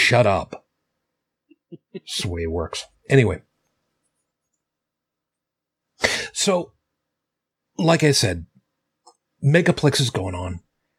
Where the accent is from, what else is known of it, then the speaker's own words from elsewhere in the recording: Canada; I'm Canadian. I don't get the joke. Could you U.S. folks explain that one to me?